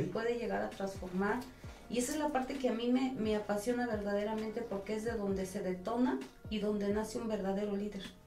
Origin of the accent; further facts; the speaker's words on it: Corregidora, Querétaro, Mexico; soy originaria de una colonia que se llama San José de los Olveres